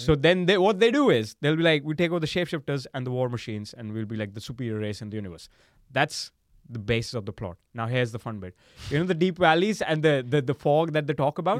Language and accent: English; India; I'm, I'm from India